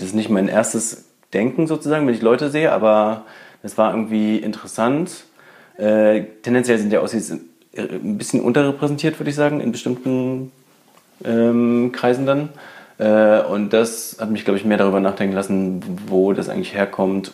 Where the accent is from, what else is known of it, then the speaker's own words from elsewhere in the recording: Berlin, Germany; ich bin auch in Berlin geboren